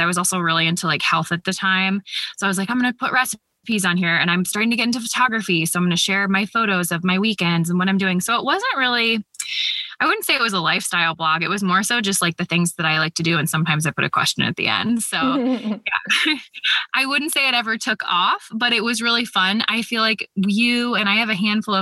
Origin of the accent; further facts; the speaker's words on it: Columbus, Ohio, United States; I grew up in Columbus, Ohio, and I'm still here